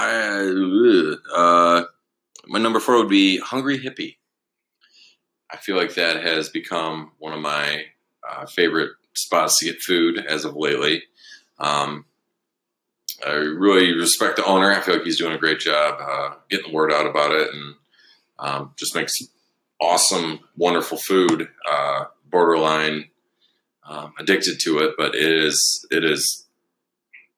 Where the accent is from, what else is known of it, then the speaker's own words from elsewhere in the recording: Alpena, Michigan, United States; also born or lived in Beaver Island, Michigan; we moved over here when I was in second grade